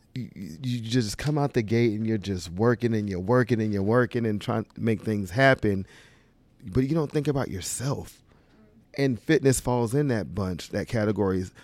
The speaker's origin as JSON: {"language": "English", "town": "Charlotte", "region": "North Carolina", "country": "United States", "tie": "born or raised there", "also_born_or_lived": "Queens, New York", "said": "Queens, New York, and Charlotte, North Carolina. So it's a mixture of both. Uh, mostly Charlotte"}